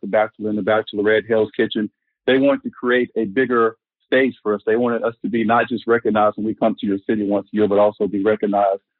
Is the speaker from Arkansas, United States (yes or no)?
yes; Arkansas, United States; growing up in Arkansas